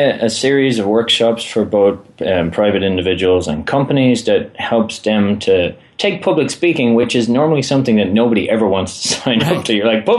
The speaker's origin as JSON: {"language": "English", "country": "Ireland", "said": "You're now in charge, but I am from Ireland, and that tends to dominate a bit as well."}